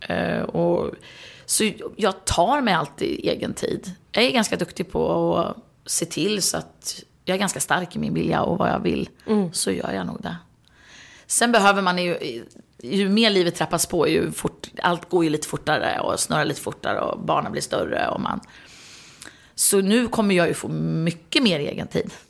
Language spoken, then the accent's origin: Swedish; Sweden; Och hemma i Sverige är det ju 18